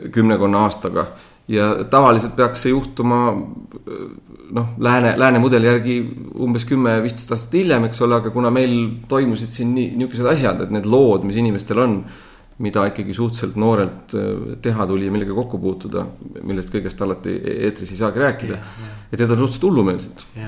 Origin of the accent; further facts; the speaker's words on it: Estonia; moved away as an adult; also born or lived in Southeast Asia / United States / England; ma olen viimase kümne aasta jooksul päris märkimisväärse aja Eestist eemal olnud